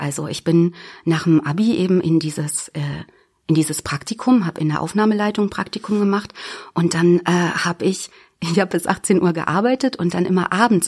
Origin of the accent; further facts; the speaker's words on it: Büddenstedt, Lower Saxony, Germany; Also ich bin aus der Weltmetropole Büttenstedt, das ist hier in der Region im Landkreis Helmstedt.